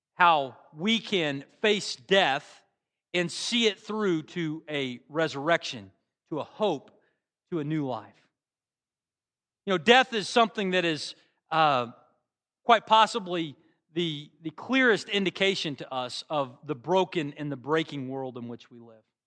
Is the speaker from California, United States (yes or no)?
no; Bartlesville, Oklahoma, United States; now in Norman, United States; my hometown back in Bartlesville